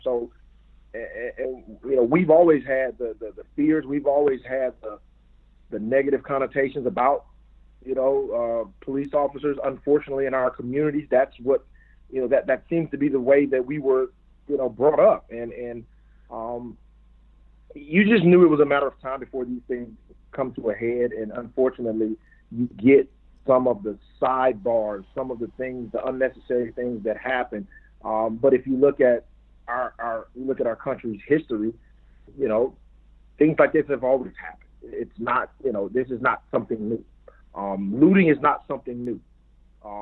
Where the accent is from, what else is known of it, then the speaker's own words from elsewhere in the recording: Mississippi, United States; moved away as an adult; also born or lived in Detroit; me growing up in Mississippi, born and raised